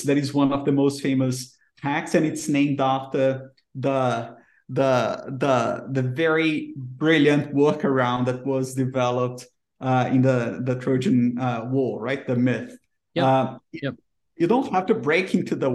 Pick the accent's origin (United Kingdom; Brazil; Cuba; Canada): Brazil; English is a second language; I'm from Brazil